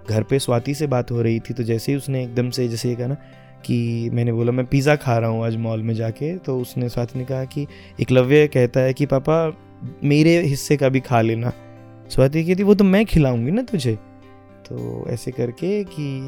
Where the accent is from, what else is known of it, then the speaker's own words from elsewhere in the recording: Ratia, Haryana, India; first language Haryanvi; क्योंकि मैं रतिया में पला बड़ा और हरियाणवी के साथ में घर से तो बिल्कुल मातृभाषा माँ बोली है